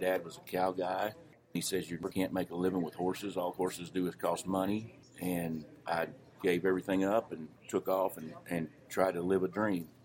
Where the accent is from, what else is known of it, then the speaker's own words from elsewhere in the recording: Gilmer, Texas, United States; I'm from Gilmer, Texas.